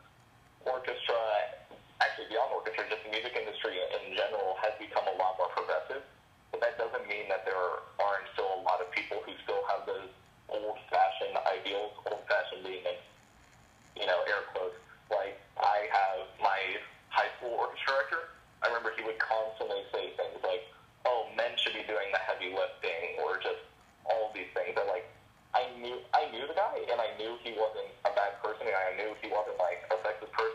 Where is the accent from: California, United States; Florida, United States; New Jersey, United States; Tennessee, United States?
Florida, United States; Central; I am a violinist from the Central Florida community